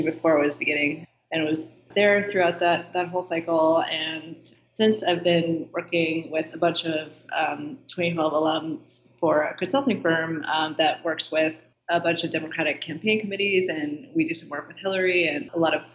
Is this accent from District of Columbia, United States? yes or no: yes; D.C., District of Columbia, United States; I grew up just outside of Washington, D.C.